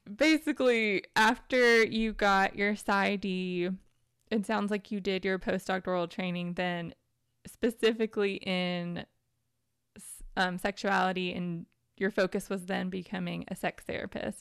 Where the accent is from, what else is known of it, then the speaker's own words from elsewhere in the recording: Tennessee, United States; I grew up in Tennessee in the South in the United States